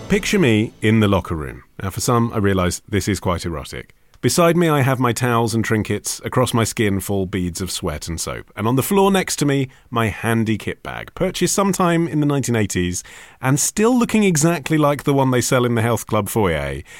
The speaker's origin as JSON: {"language": "English", "region": "the South", "country": "United States", "accent": "southern", "said": "That's clearly my southern accent."}